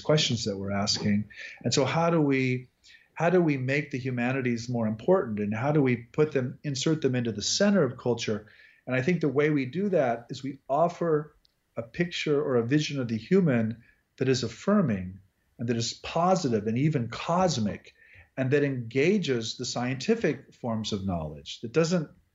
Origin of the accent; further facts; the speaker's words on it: Midwest, United States; now in Texas, United States; I'm also from the Midwest